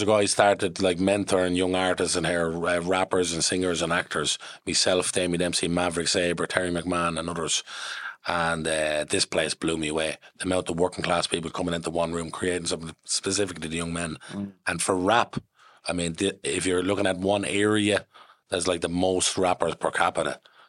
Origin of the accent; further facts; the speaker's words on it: London, United Kingdom; born there; I'm from, well, I was born in London.